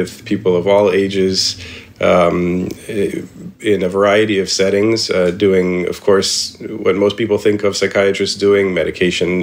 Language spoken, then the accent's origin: English; Indianapolis, Indiana, United States; we grew up in Indianapolis